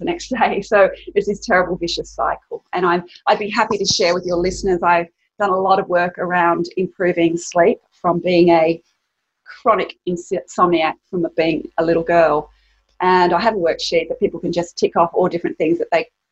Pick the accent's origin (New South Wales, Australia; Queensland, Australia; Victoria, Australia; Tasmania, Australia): New South Wales, Australia; Sydney; I grew up here in Sydney and I had a wonderful childhood